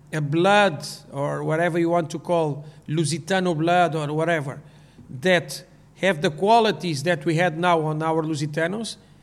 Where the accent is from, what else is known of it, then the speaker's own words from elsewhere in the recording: Portugal; English is a second language; I grew up in Portugal.